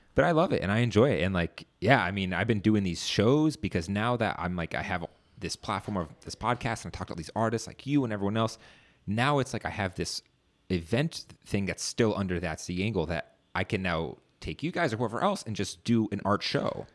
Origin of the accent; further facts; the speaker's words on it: Northern Virginia, United States; I'm from Northern Virginia. Grew up in this area.